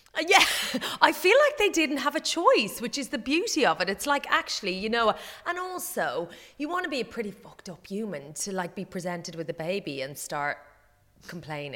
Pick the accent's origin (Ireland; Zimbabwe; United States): Ireland; as an Irish person